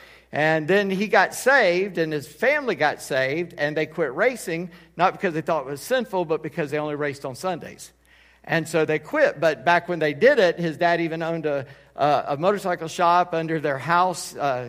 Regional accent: Charleston, South Carolina, United States; and you don't know where I'm from Charleston, South Carolina.

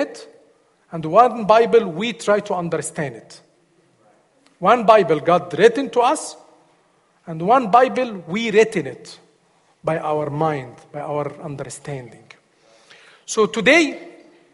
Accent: Egypt; English is a second language; moved away as an adult; now in United States; I am from Egypt

